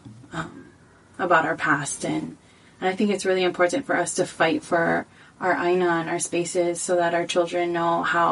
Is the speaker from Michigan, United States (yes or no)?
no; Waimanalo, Hawaii, United States; I was born and raised in Waimanalo.